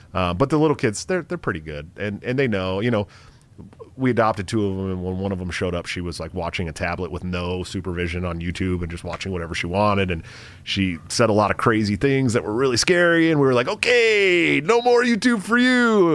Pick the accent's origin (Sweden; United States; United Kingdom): United States; Bay Area, California; I'm from California. I'm from the Bay Area